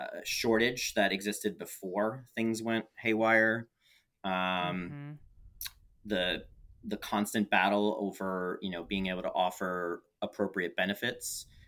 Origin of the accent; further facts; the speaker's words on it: New York, United States; also born or lived in San Francisco; now in Portland, United States; Coming from New York, I grew up in the New York metro area, and then spending 4 years living in San Francisco